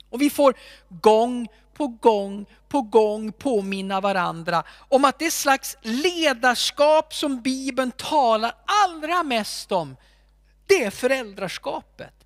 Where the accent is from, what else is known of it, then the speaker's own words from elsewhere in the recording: Alfta, Gävleborg County, Sweden; När jag växte upp så hade vi en man i min hemförsamling